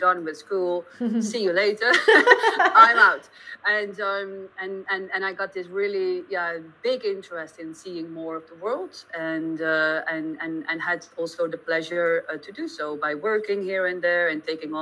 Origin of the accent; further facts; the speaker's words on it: Amsterdam, North Holland, Netherlands; I'm a Dutch native, and I was born and raised in Amsterdam.